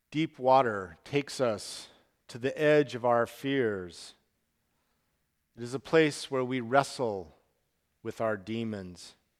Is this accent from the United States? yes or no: yes; Salt Lake City, Utah, United States; moved away as an adult; also born or lived in Portland, Oregon; Salt Lake City, where I grew up